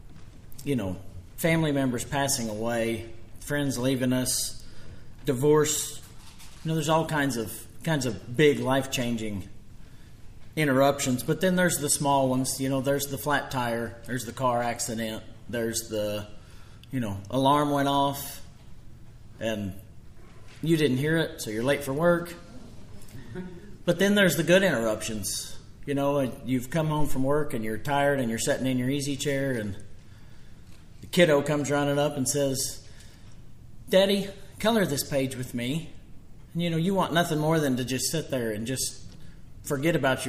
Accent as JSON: {"language": "English", "town": "Copan", "region": "Oklahoma", "country": "United States", "tie": "born or raised there", "said": "I was born and raised in Copan, born in 1978."}